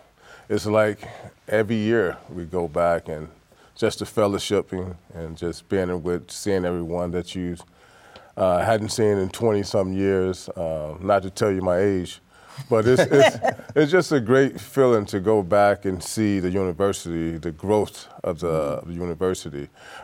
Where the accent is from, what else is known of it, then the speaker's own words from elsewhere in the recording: Mississippi, United States; born there; I go back to where I was born in Mississippi, the oldest of six. When I first left, I attended a JUCO in Texas.